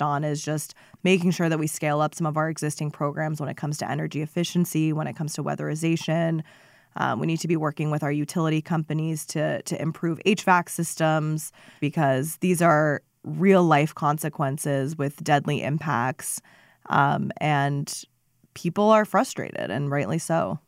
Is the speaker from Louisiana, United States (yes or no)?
no; Phoenix, Arizona, United States; also born or lived in Seattle, Washington; Phoenix and, and where we were on things, um, being my hometown